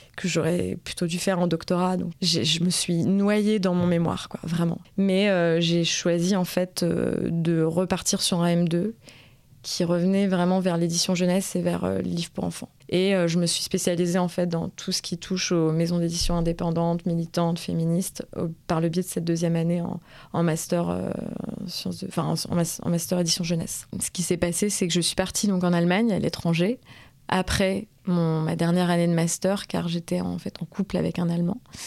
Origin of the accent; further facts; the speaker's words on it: France; moi, en tant que Française